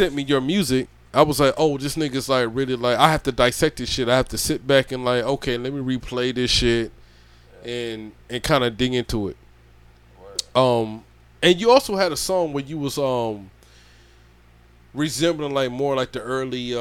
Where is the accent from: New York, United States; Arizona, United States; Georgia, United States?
Georgia, United States; moved away; I'm from Georgia